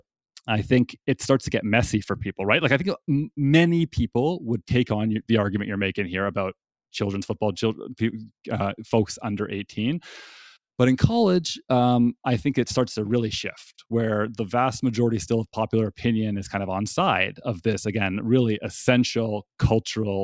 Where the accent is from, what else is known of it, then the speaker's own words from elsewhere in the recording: Toronto, Ontario, Canada; now in North Carolina, United States; raised as a Canadian in Toronto